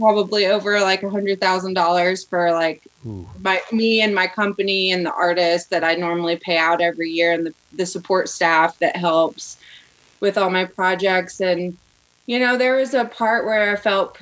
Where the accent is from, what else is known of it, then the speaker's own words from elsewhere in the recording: Arkansas, United States; moved away; I'm originally from Arkansas, and I grew up in a super small town, less than 3,000 people